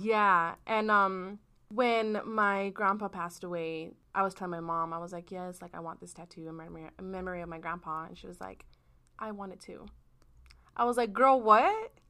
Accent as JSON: {"language": "English", "region": "Iowa", "country": "United States", "tie": "born or raised there", "said": "I was born in Iowa"}